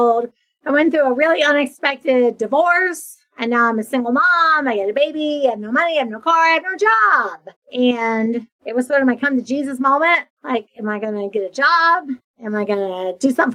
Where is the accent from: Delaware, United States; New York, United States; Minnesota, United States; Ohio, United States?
Ohio, United States; a small town in; moved away as an adult; now in Florida, United States; I'm from Ohio, from a small town in Ohio. I had moved to Florida. So I'd been living in Florida for a decade